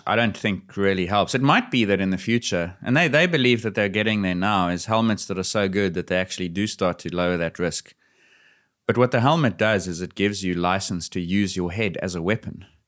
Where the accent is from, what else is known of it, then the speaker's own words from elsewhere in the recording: South Africa; As a South African